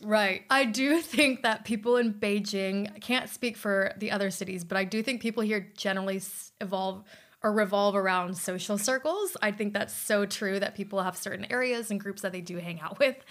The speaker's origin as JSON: {"language": "English", "country": "United States", "moved": "yes", "lives_now": "China", "said": "I am from the United States"}